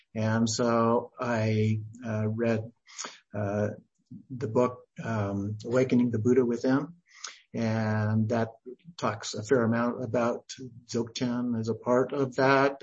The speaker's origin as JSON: {"language": "English", "region": "Idaho", "country": "United States", "tie": "born or raised there", "also_born_or_lived": "McMinnville, Oregon / Oregon", "moved": "as an adult", "said": "then we moved to Idaho where I was raised and went to uh, Idaho State University"}